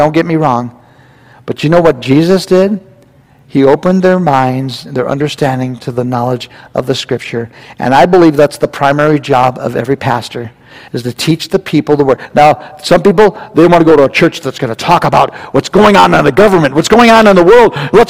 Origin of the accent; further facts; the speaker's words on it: California, United States; And I guess it's safe now to tell you, I came from California. And we used to go to Disneyland